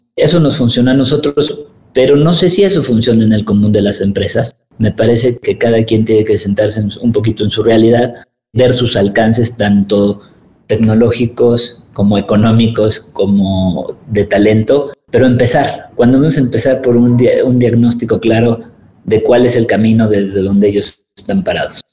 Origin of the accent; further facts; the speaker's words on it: Mexico; Tenemos esa resiliencia como, como mexicanos